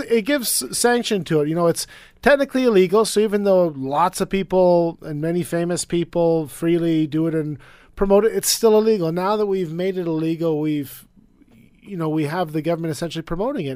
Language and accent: English; British Columbia, Canada; as a British Columbian